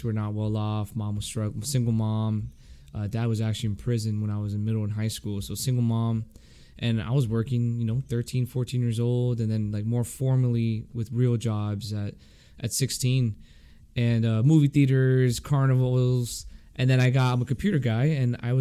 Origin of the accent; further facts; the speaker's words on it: Miami, Florida, United States; moved away as an adult; also born or lived in Quantico; Born and raised in Miami